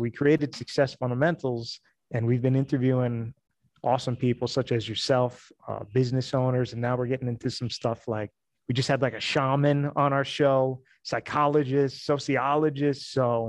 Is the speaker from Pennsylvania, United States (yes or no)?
yes; Pennsylvania, United States; I'm from the Northeast, Pennsylvania.